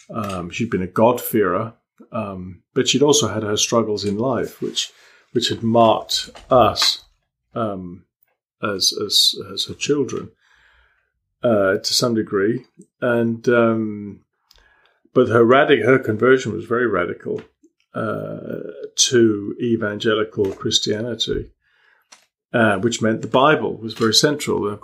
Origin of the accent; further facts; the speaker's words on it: Malta; also born or lived in England; now in United Kingdom; I grew up in Malta, and when I came back to England, it was very abrupt.